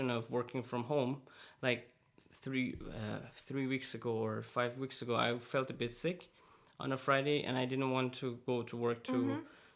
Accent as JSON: {"language": "English", "country": "Iran", "moved": "yes", "said": "I come from Iran"}